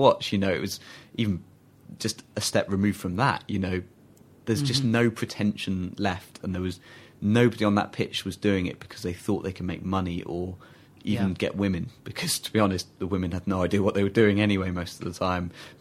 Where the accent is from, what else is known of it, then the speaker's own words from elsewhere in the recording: England, United Kingdom; as an English kid